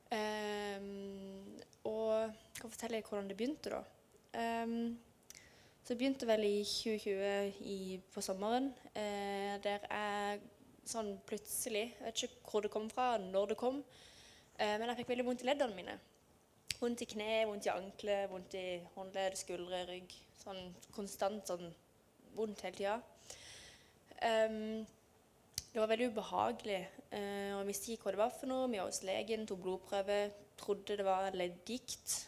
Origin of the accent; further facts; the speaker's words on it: Lyngdal, Agder, Norway; Jeg kommer fra Lyngdal og bor i Lyngdal